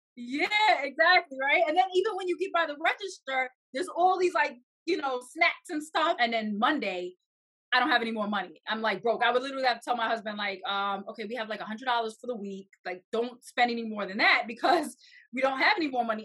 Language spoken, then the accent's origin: English; New York, United States; I'm from New York, and it is very expensive here.